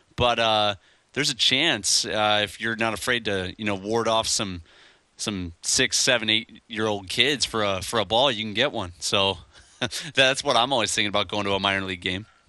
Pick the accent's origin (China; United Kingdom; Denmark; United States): United States; outside of Chicago, Illinois; now in Honolulu, United States; where we grew up outside of Chicago